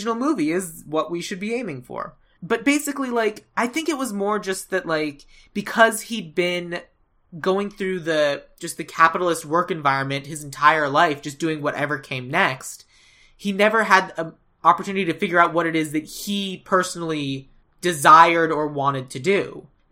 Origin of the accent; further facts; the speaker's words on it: Arizona, United States; I grew up in Arizona